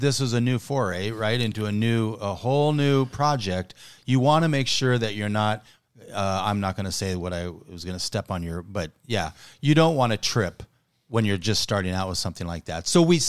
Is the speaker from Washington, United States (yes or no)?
yes; Seattle, Washington, United States; Seattle, Washington.